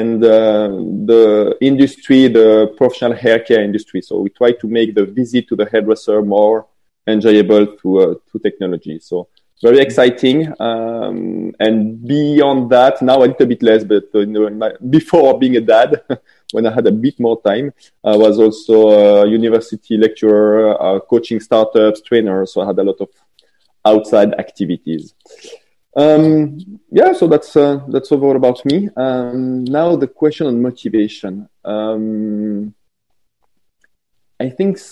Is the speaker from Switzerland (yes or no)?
yes; French part of Switzerland, Romandy, Switzerland; I'm not French, but I come from the French part of Switzerland.